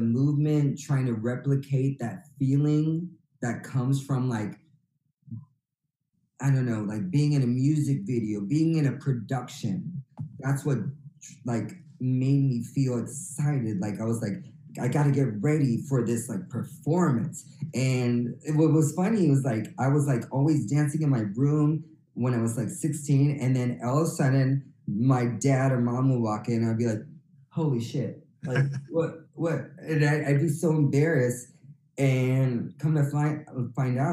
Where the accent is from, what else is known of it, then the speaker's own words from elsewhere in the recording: San Bruno, California, United States; also born or lived in Redwood City, California / San Mateo, California / Antioch, California; I was born in Redwood City, California, but grew up in San Bruno, South San Francisco, that was my whole like elementary